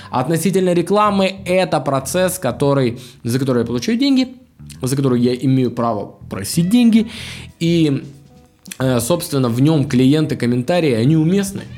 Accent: Anapa, Krasnodar Krai, Russia; moved away; я сам анапчанин, я с Кубани, из маленького города

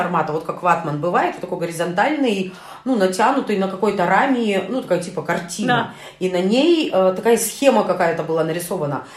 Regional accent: Urals, Russia; Мы, уральцы

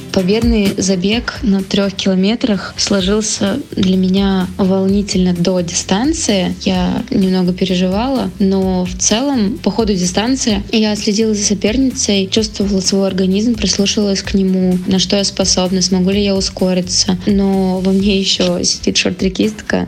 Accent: Chelyabinsk, Chelyabinsk Oblast, Russia; Челябинск, мой родной город

